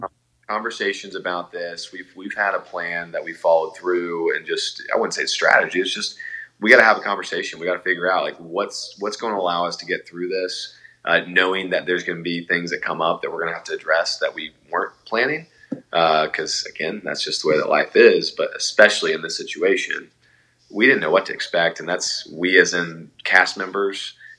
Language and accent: English; Atlanta, Georgia, United States; So I'm a transplant from Atlanta.